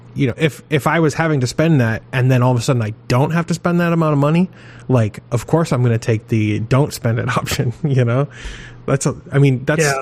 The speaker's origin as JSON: {"language": "English", "region": "Maine", "country": "United States", "tie": "born or raised there", "said": "I grew up in Maine"}